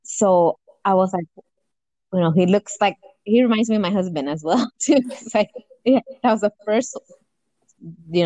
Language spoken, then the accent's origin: English; Los Angeles, California, United States; I grew up in South Central